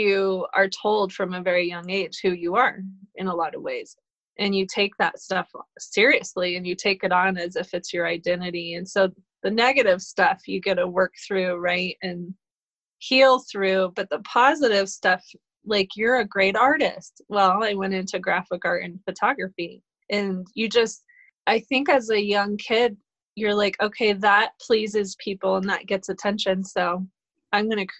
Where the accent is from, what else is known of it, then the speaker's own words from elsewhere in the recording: Colorado, United States; also born or lived in Boulder, Colorado; I'm a native of Colorado. I was born in Boulder